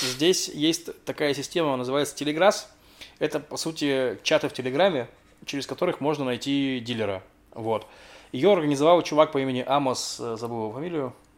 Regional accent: Russia; moved away; я из России

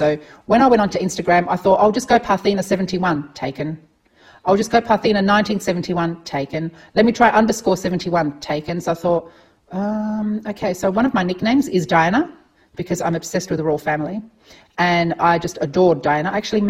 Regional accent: Adelaide, South Australia, Australia; as I said, we're from Adelaide.

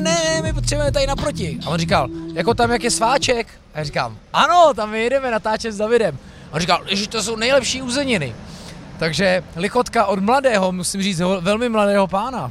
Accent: Prague, Czechia; já jsem z Vršovic

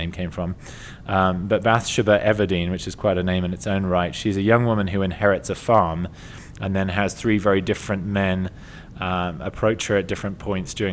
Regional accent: England, United Kingdom; I'm English

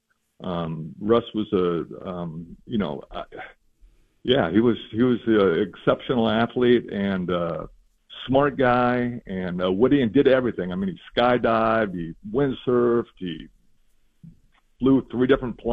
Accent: Eugene, Oregon, United States; I grew up in Eugene as a kid

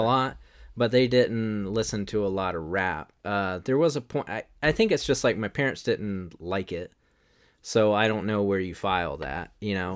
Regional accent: the South, United States; we're from the South

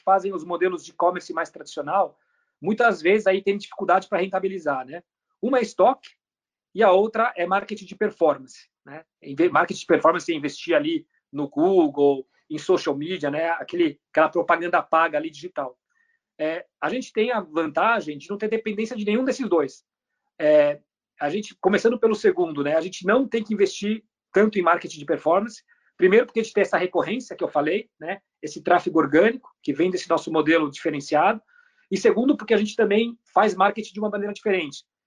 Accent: Brazil; also born or lived in Germany; Eu nasci na Alemanha. É, meu pai, ele é chileno, alemão, e minha mãe é da República Dominicana. É, mas quando eu tinha um ano de idade, a minha família mudou para o Brasil e eu cresci no Brasil.

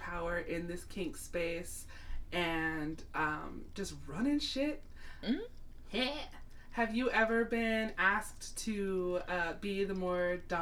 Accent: United States; my experience as an American

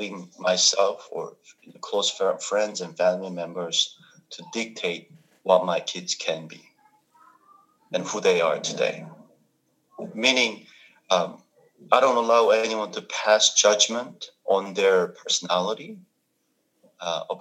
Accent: South Korea; English is a second language; moved away; I grew up in Korea

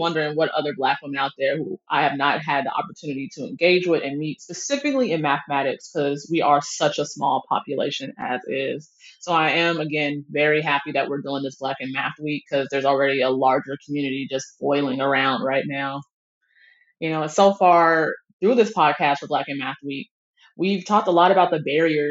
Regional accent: Atlanta, Georgia, United States; moved away as an adult; also born or lived in Seattle, Washington; now in Ann Arbor, United States; I grew up with here in Atlanta and in Seattle

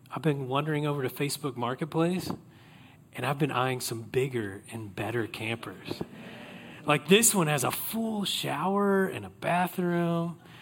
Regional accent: Oklahoma, United States; I grew up in Oklahoma

